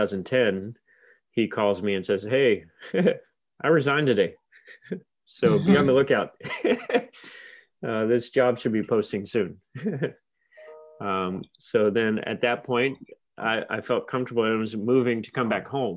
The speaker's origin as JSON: {"language": "English", "region": "Virginia", "country": "United States", "also_born_or_lived": "Kansas", "moved": "as an adult", "said": "I'm originally from Virginia, went to Virginia Tech"}